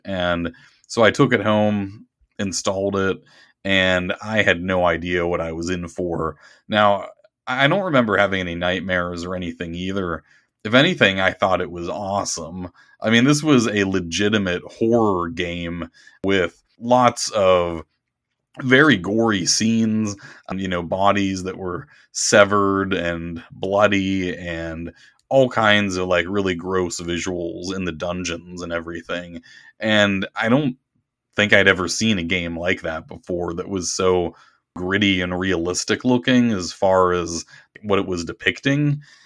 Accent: Pittsburgh, Pennsylvania, United States; I grew up in the Pittsburgh area

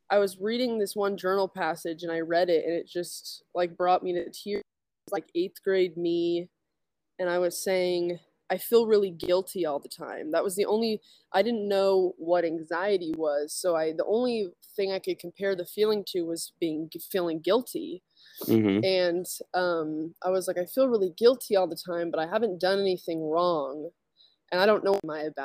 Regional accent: Utah, United States; I grew up in Utah.

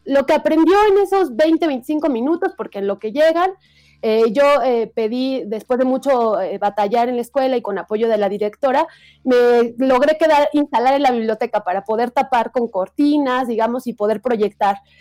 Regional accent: Ecatepec, State of Mexico, Mexico; yo crecí en el Estado de México, pero en Ecatepec

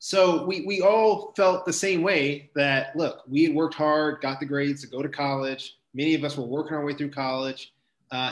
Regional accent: Prince George's County, Maryland, United States; I'm born and raised here in gorgeous Prince George's County

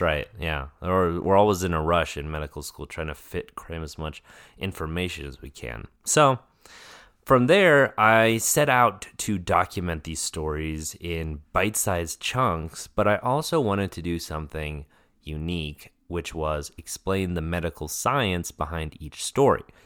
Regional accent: Denver, Colorado, United States; moved away as an adult; I grew up in Denver, Colorado

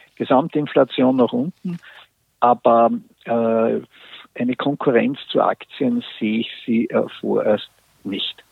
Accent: Austria; bei uns in Österreich

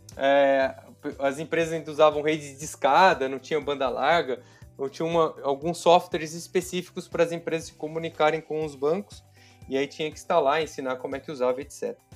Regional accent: São José do Rio Preto, São Paulo, Brazil; numa cidade do interior de São Paulo, que chama São José do Rio Preto, inclusive a é minha cidade natal.

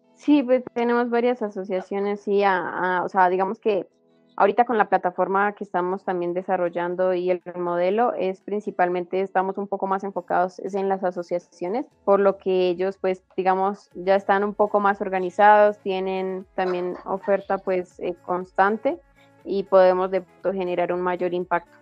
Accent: Boyacá, Colombia; soy de origen boyacense

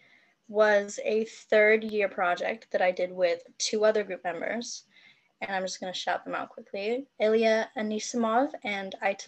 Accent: Hong Kong; moved away; also born or lived in Edinburgh; I'm from Hong Kong

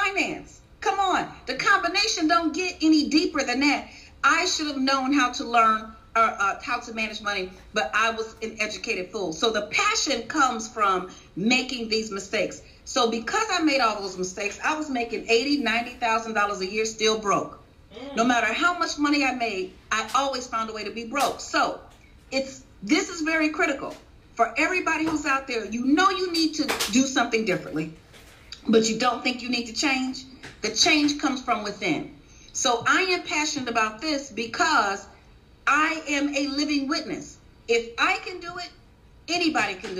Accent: Chicago, Illinois, United States; I was born and raised in Chicago.

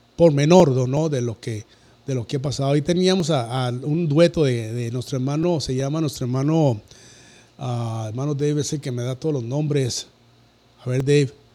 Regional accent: Cuauhtémoc, Chihuahua, Mexico; soy de una ciudad donde ya entro el lago y la luz que se llama Cuauhtémoc, Chihuahua

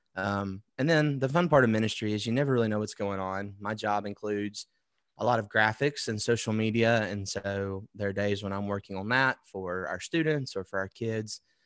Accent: Wetumpka, Alabama, United States; I'm from Wetumpka, Alabama, which is outside of Montgomery, and my parents still live there

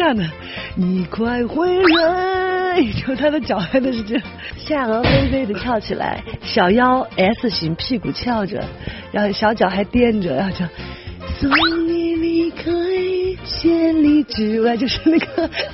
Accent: Chongqing, China; accent: Chongqing dialect; 他希望我不要说重庆话

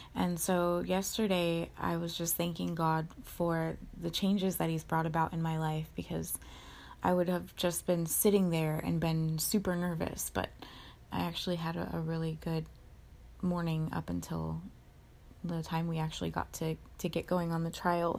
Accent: Orange County, California, United States; where I grew up in Orange County California

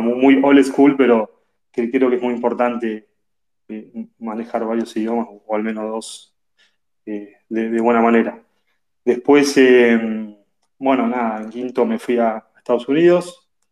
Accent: Tandil, Buenos Aires Province, Argentina; also born or lived in La Plata; crecí en Tandil, eh, provincia de Buenos Aires. Nací en La Plata

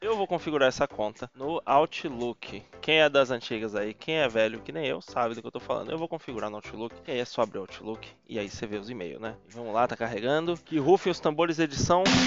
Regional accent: Northeast Region, Brazil; ali no Nordeste, minha terra natal

